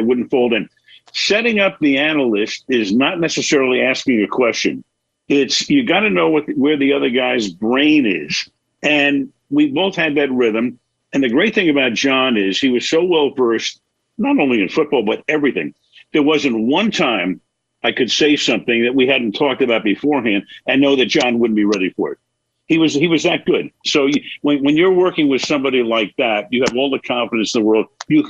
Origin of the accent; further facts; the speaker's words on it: Brooklyn, New York, United States; also born or lived in Bay Area; It's upstairs, and I have behind me, well, Ebbets Field, because I grew up in Brooklyn, and I love New York, and the Empire State Building is there, and the Bay Bridge, because we lived in the Bay Area.